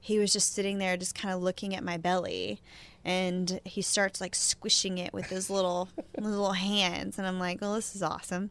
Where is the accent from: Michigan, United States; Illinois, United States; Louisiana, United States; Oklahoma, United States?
Oklahoma, United States; moved away; my home growing up in Shakota and, you know, my parents' house